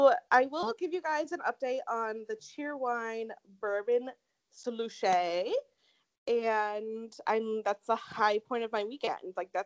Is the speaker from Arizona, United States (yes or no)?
yes; Tempe, Arizona, United States; accent: SoCal; I know that I talk like a SoCal person because I grew up in Tempe, and that's just like how all of us talk there.